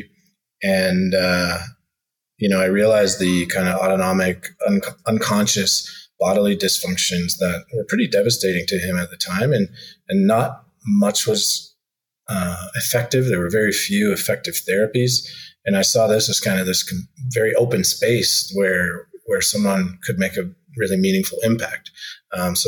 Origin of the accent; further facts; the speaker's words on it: southern Ontario, Canada; now in Calgary, Canada; I grew up in a very rural community, actually, in southern Ontario